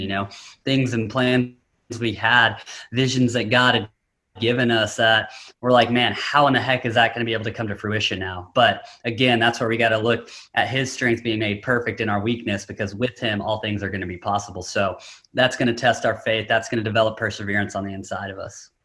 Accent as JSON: {"language": "English", "town": "Knoxville", "region": "Tennessee", "country": "United States", "tie": "born or raised there", "also_born_or_lived": "Southern California", "moved": "yes", "lives_now": "San Diego, United States", "said": "I grew up in Knoxville, Tennessee"}